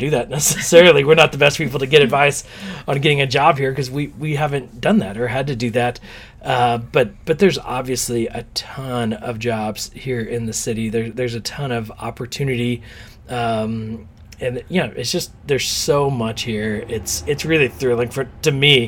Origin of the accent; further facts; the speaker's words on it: Texas, United States; now in New York City, United States; we're from Texas where it's a lot of oil